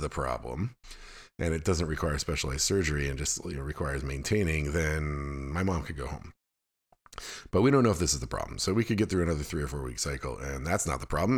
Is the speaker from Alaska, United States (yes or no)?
yes; Fairbanks, Alaska, United States; now in Chatham, United States; my hometown of Fairbanks, Alaska